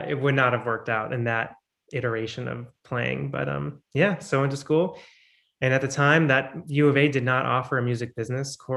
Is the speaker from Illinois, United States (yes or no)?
yes; Chicago, Illinois, United States; I was born in Chicago in a suburb. And in Illinois, their music programs start in fourth grade.